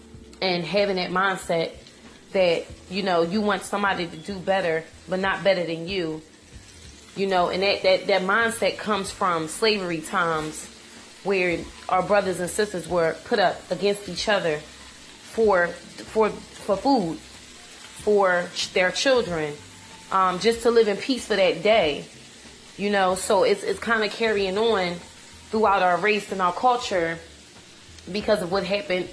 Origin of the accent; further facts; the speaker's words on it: Philadelphia, Pennsylvania, United States; I'm from Philadelphia